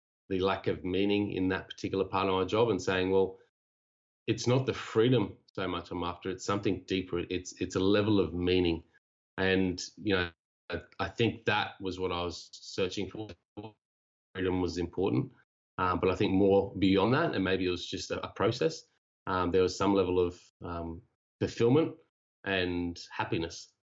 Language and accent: English; Cairns, Queensland, Australia; moved away as an adult; also born or lived in Japan; I'm from Cairns, originally Australia.